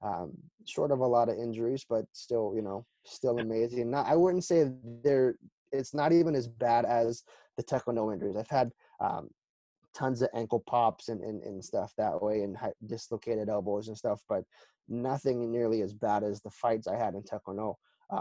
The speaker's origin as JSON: {"language": "English", "country": "South Korea", "tie": "born or raised there", "moved": "yes", "said": "I grew up in Korea"}